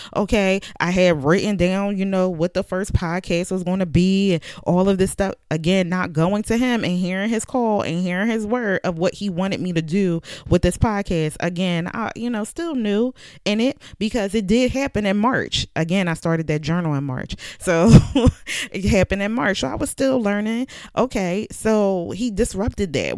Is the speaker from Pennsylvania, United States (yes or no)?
yes; Philadelphia, Pennsylvania, United States; moved away as an adult; now in Virginia, United States; I moved from Philadelphia to Virginia, but I was born and raised in Philadelphia.